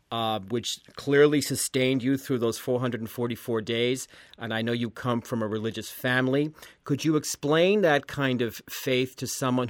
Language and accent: English; Boston, Massachusetts, United States; I'm Boston Irish.